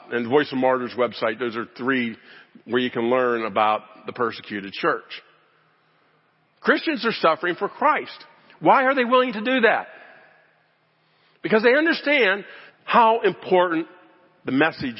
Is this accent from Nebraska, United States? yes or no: no; Pittsburgh, Pennsylvania, United States; I grew up in Pittsburgh, Pennsylvania